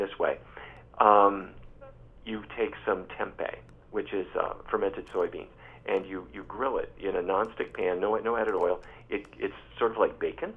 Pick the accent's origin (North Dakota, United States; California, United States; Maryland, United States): North Dakota, United States; Fargo; as a kid growing up in Fargo, North Dakota